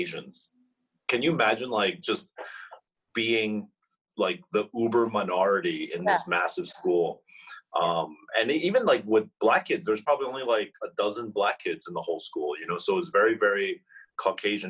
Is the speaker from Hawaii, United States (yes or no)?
no; New Jersey, United States; now in New York City, United States; I was born in New Jersey